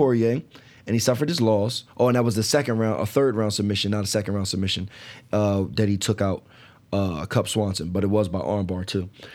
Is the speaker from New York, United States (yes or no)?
no; New Jersey, United States; I'm from Jersey